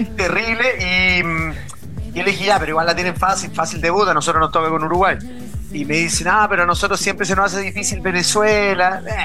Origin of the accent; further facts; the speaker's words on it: Chile; nosotros somos muy parecidos a los argentinos